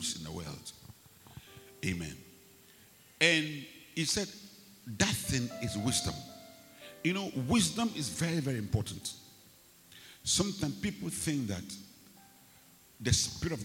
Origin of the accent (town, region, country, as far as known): Ghana